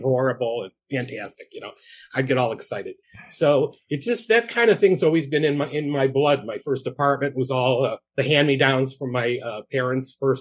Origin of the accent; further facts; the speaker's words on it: Norridge, Illinois, United States; I grew up in Norridge, which is a little suburb on the northwest side of Chicago